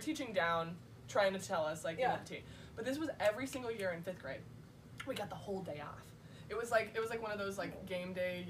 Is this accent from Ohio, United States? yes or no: no; Oklahoma, United States; born or raised there